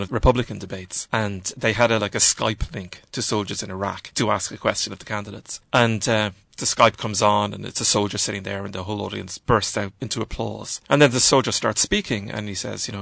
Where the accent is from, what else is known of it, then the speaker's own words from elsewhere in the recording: Ireland; being an Irish writer at the moment, I think, is that in my generation of Irish writers